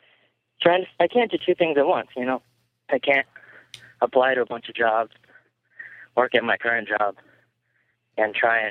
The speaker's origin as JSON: {"language": "English", "town": "Boise", "region": "Idaho", "country": "United States", "moved": "as an adult", "lives_now": "California, United States", "said": "I'm from Boise"}